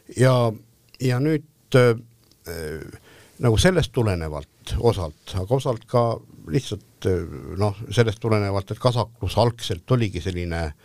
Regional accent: Estonia; me oleme eestlased

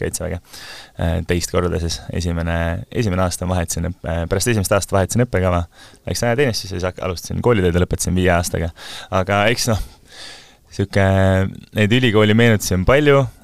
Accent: Kose-Uuemõisa, Harju County, Estonia; also born or lived in Munich, Germany / Tartu; now in Tallinn, Estonia; kui ma olin äh, seitsmeaastane, ma kolisin Saksamaalt tagasi, et me olime, isa, isa õppis Müncheni ülikoolis, siis me olime Äh, perega seal, ma kolisin tagasi Kose Uuemõisa

